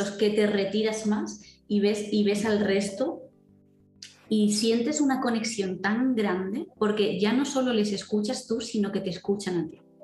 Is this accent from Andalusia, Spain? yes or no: no; Valencia, Valencian Community, Spain; yo soy de Valencia